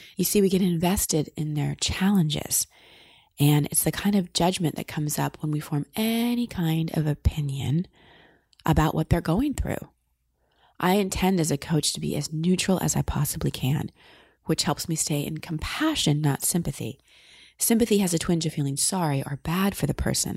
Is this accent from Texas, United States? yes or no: yes; Austin, Texas, United States; in Austin, my hometown